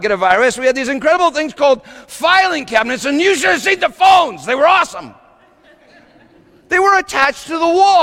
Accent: Littleton, United States; Sometimes I drive by the house where I grew up in Littleton. It's not that far from me

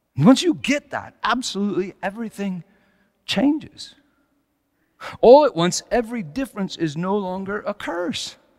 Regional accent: Colorado, United States; moved away as an adult; also born or lived in California; Susan and I moved back to Colorado from California

